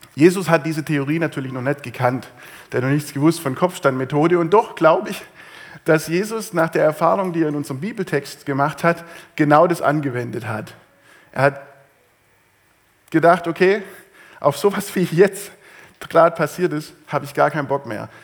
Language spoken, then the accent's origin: German; Swabia, Germany; bei uns im Schwabenland